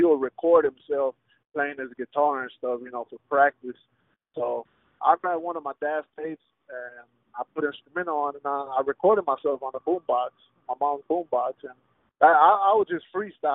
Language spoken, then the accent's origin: English; Houston, Texas, United States; first language Spanish; English is a second language; I grew up at the Heights area, bro. That's like maybe like, I want to say the center of Houston